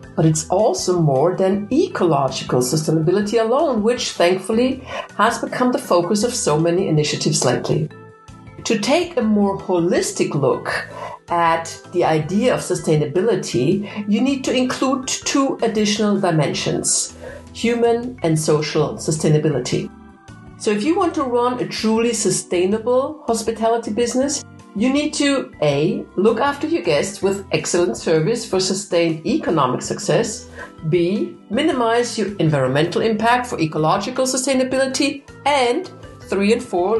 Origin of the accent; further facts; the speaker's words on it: Vienna, Austria; now in Germany; I sit in Germany, but of course I'm Austrian. I'm from Vienna